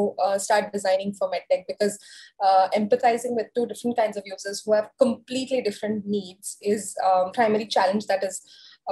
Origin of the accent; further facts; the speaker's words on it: India; as Indian culture